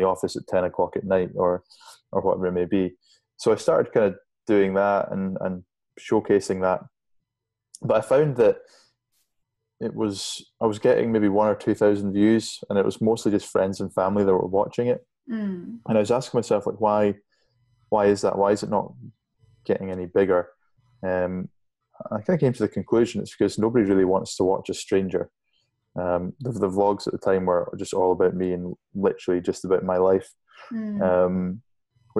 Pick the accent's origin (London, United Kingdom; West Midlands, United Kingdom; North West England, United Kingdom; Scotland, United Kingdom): Scotland, United Kingdom; Shetland Islands; I grew up in the Shetland Islands, way up north, as far north as you can go in the UK